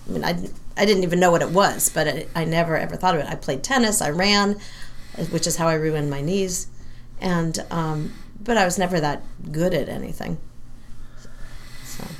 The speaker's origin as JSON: {"language": "English", "town": "San Francisco", "region": "California", "country": "United States", "also_born_or_lived": "Massachusetts", "moved": "as an adult", "said": "I come from San Francisco area."}